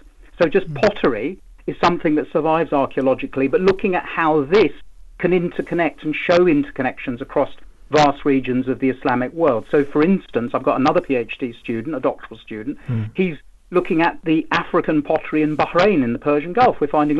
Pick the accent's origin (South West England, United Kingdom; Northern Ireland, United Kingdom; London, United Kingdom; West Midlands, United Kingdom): London, United Kingdom; I'm originally from London.